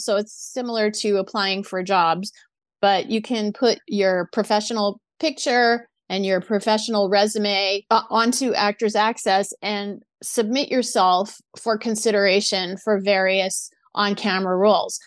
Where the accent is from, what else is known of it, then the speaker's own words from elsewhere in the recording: New Orleans, Louisiana, United States; moved away as an adult; also born or lived in San Diego / Orange County; now in Los Angeles, United States; my parents did take me to a lot of children's theater in New Orleans